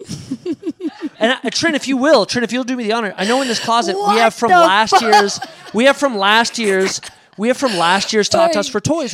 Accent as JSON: {"language": "English", "region": "Oregon", "country": "United States", "said": "We're all from Oregon"}